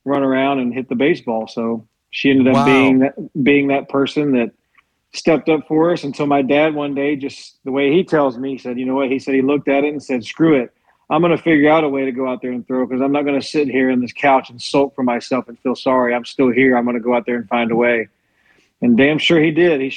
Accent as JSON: {"language": "English", "town": "Guyton", "region": "Georgia", "country": "United States", "tie": "born or raised there", "said": "I'm from a small town above Savannah"}